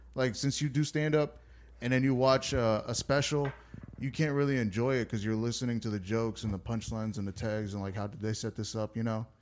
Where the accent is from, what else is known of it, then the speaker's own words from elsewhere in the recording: United States; I was born in America. I went to school in America. I grew up in America